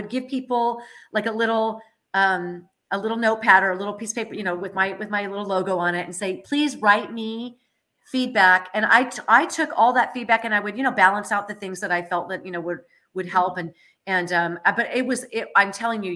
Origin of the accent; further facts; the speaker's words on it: Moraga, California, United States; I grew up in Moraga.